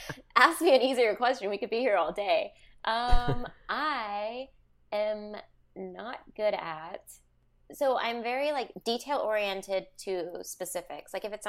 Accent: London, United Kingdom; born there; I was born in London, but my grandma lived with us when we were growing up to the age of 10. So I can Gujarati.

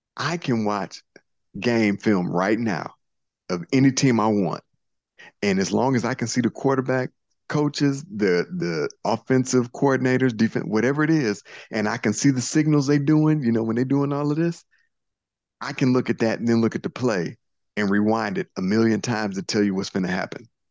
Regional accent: Inkster, Michigan, United States; I'm from Inkster, Michigan, born raised

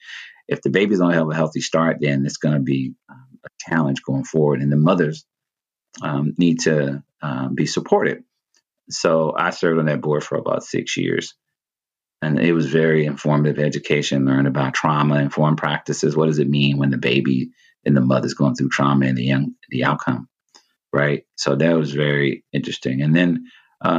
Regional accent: Mississippi, United States; now in Oakland, United States; growing up in Mississippi, Baptist background as my foundation spiritually

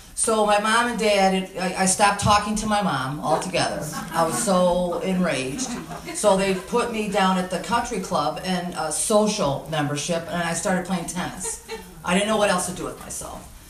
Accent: Detroit, Michigan, United States; also born or lived in Grosse Ile; I grew up in Detroit on Lakewood and Jefferson

